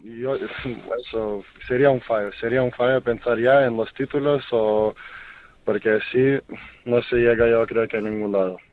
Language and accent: Spanish; Lithuania; Spanish is a second language; now in Spain; en mi país, en Kaunas